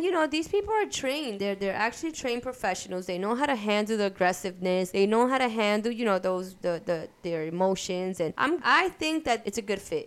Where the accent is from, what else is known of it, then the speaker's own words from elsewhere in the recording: New York City, New York, United States; Grew, grew up in Brooklyn